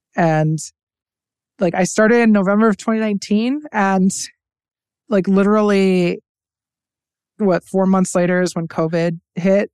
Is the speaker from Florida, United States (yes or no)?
yes; Tampa, Florida, United States; I was born and raised in Tampa, Florida.